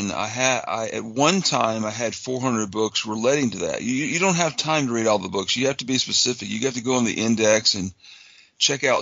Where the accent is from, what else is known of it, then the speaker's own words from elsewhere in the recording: Tuscaloosa, Alabama, United States; moved away as an adult; now in Texas, United States; I'm from Tuscaloosa, Alabama originally